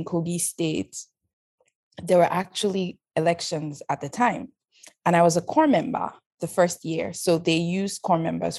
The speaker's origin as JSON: {"language": "English", "country": "Canada", "said": "I'm some girl from Canada who doesn't speak like them. I might be able to switch to Pidgin sometimes, but they know the difference."}